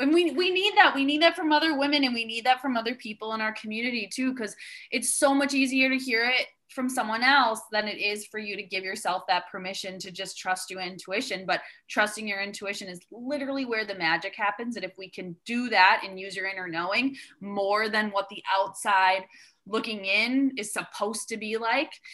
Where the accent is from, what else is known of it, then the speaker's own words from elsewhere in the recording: Wisconsin, United States; I'm from the Midwest as well. I grew up in Wisconsin